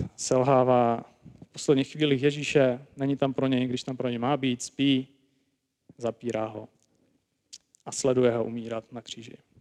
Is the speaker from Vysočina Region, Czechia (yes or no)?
no; Prague, Czechia; jsem teda sám z Prahy